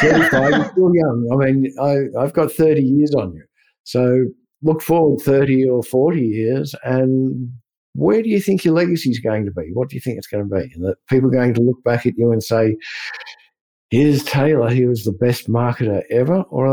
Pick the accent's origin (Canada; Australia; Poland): Australia; moved away; Being Australian